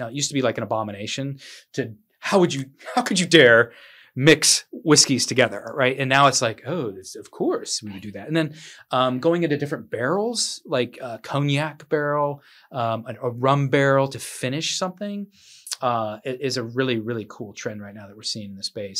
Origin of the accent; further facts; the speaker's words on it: Midwest, United States; now in Bluffton, United States; I'm from the Midwest